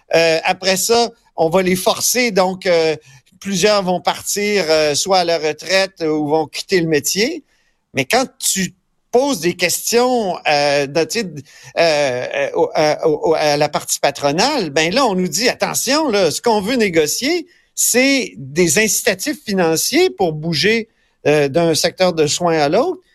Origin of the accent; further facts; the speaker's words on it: Quebec, Canada; on est plein de Québécois